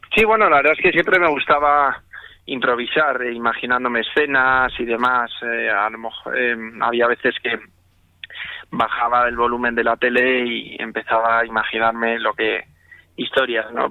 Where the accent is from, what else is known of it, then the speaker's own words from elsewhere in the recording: Spain; moved away as an adult; como español que soy